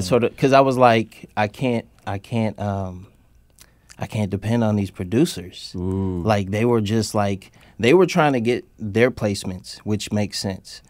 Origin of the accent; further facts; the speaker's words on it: Oakland, California, United States; also born or lived in San Francisco / Alameda; I grew up in Oakland